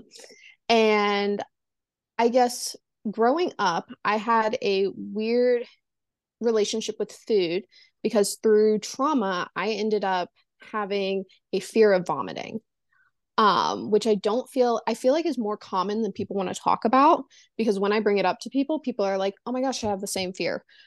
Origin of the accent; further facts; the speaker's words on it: the South, Southern United States, United States; I am born and raised in the Su-, South, um, never really left the South.